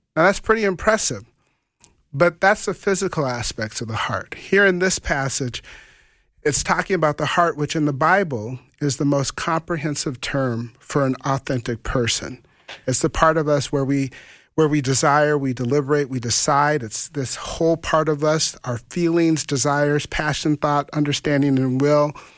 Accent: Grand Forks, North Dakota, United States; also born or lived in Fargo; someone from Grand Forks, my hometown

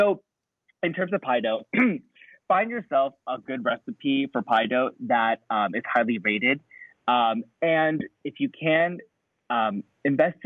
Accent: United States; I'm an American

